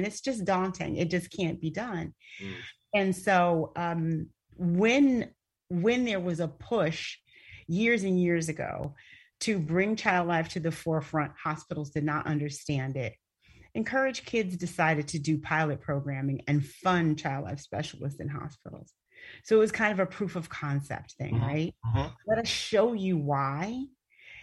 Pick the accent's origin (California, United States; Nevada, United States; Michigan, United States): Michigan, United States; Flint; moved away; I'm from Flint, Michigan, and Flint, Michigan was designated as a food desert